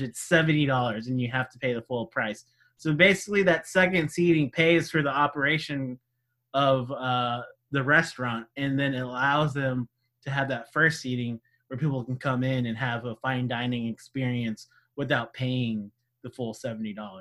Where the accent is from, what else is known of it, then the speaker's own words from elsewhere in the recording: California, United States; That's my home state